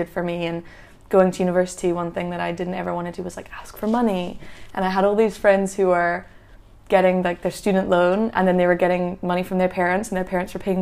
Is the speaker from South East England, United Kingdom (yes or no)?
no; Scotland, United Kingdom; also born or lived in England; We're actually English, but I've grew up in Scotland since I was 4, and so I'm very connected to Scotland.